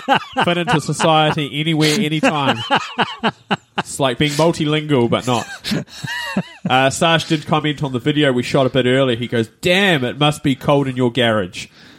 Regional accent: Taranaki, New Zealand; By the way, I'm from Taranaki.

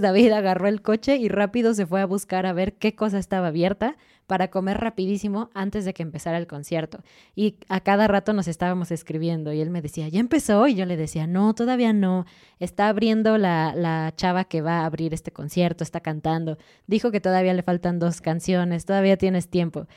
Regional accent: Mexico; nosotros con nuestra ropita mexicana

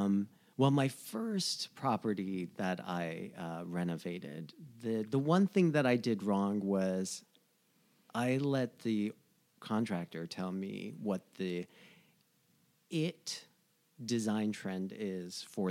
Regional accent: New Jersey, United States; now in Los Angeles, United States; know, growing up in New Jersey, going to school in New York and Providence and stuff like that.

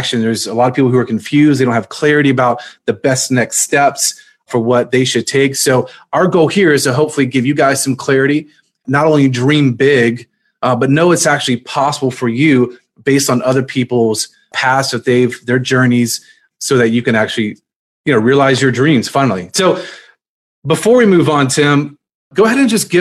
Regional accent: Virginia, United States; I'm actually from Virginia

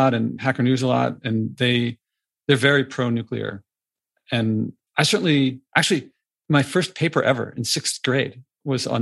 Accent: Philadelphia, Pennsylvania, United States; I grew up in Philadelphia

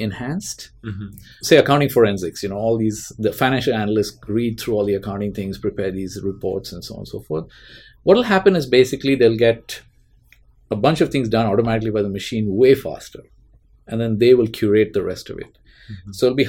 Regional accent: Mumbai, Maharashtra, India; now in Bay Area, United States; I grew up in Bombay in mm-hmm. India.

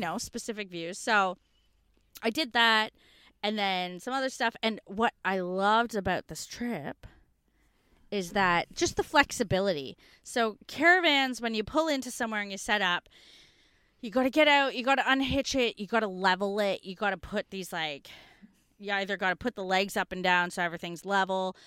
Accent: Canada; now in Australia; as a North American growing up in Canadian history classes, I didn't know until I moved to Australia

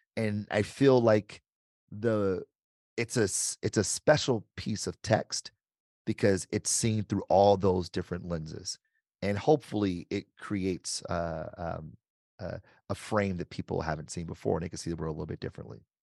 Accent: Detroit, Michigan, United States; I grew up, born and raised in Detroit

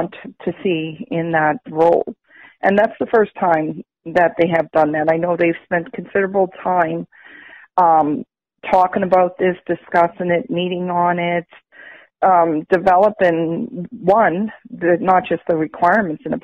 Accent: Canada; I'm from the Swaganagatik First Nation

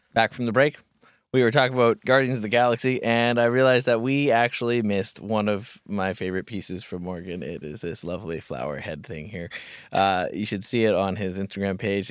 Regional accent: Kamloops, British Columbia, Canada; moved away; back in my hometown at this place called the Kamloops Sexual Assault Counseling Center

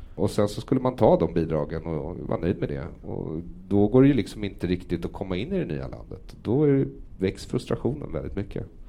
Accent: Sweden; den miljö jag har vuxit upp i här som är svensk

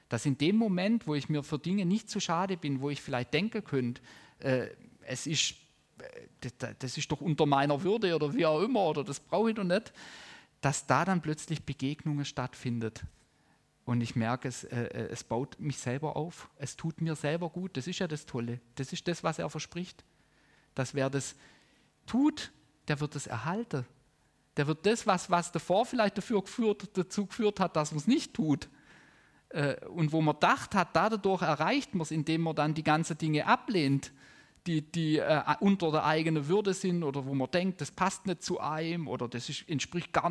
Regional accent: Baden-Württemberg, Germany; das muss ich als Schwabe auch lernen

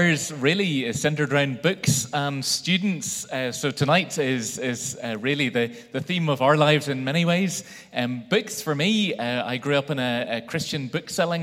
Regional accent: Belfast, Northern Ireland, United Kingdom; growing up in Belfast

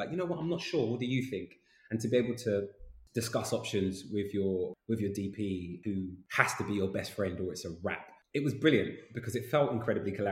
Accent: London, United Kingdom; I grew up in Islington in North London

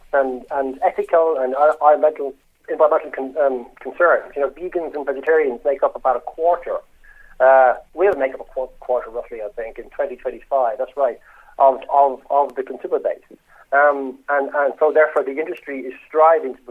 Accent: Ireland; moved away as an adult; also born or lived in United Kingdom; I'm obviously Irish

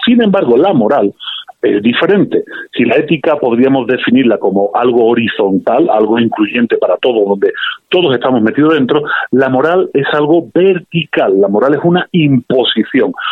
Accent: Spain; accent: Spanish; now in Mexico; a pesar de mi acento español

